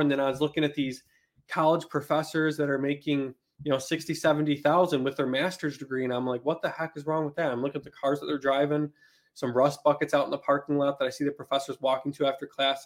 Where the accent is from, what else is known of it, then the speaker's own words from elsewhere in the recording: Buffalo, New York, United States; moved away as an adult; I grew up in Buffalo, New York, in subsidized housing